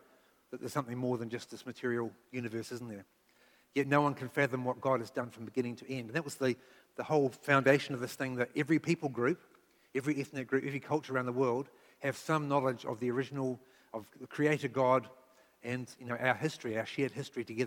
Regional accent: Nelson, New Zealand; also born or lived in Dartmoor, England; now in Waikato, New Zealand; That's a beautiful place, but it's quite conservative, a little bit cut off. So back as a child growing up in Nelson

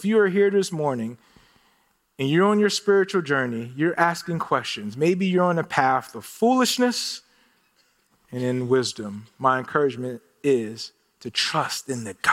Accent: Philadelphia, Pennsylvania, United States; now in Phoenix, United States; I'm originally from Philadelphia

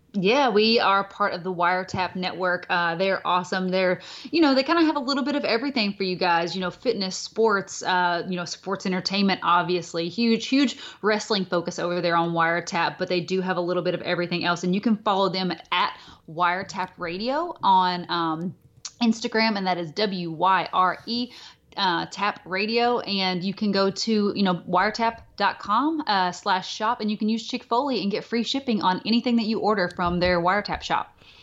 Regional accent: Bowling Green area, Kentucky, United States; now in Hawaii, United States; we just tell everybody we're from Bowling Green 'cause it's, like, the most noteworthy place that people might recognize, uh, at this little place that we're from

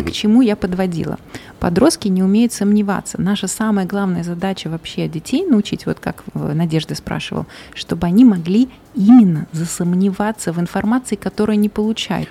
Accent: Uzbekistan; also born or lived in Malaysia; мы сами из Узбекистана

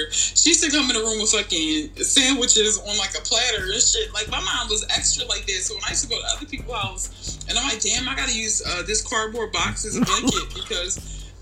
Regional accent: Philadelphia, Pennsylvania, United States; I'm literally like from North Philly too

